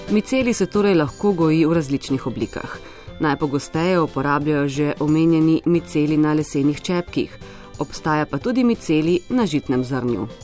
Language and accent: Slovenian; Slovenia